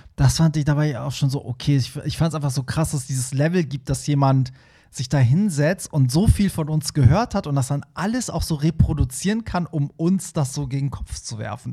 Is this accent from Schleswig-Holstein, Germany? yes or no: no; Hamburg, Germany; Für mich als Hamburger